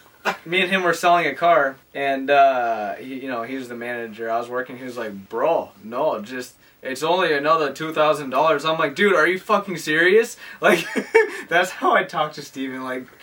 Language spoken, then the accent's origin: English; Dominican Republic; I'm from the Dominican.